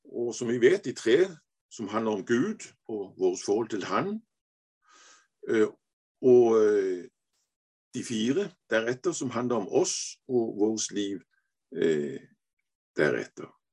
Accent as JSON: {"language": "Norwegian", "country": "Denmark", "also_born_or_lived": "Aarhus", "second_language": "Norwegian", "said": "jeg er dansk, men jeg er jo halv norsk"}